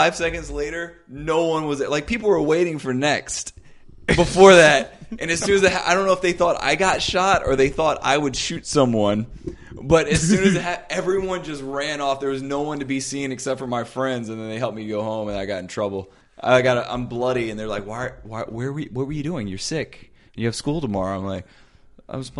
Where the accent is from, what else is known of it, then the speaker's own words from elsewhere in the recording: Dale City, Virginia, United States; I grew up in Dale City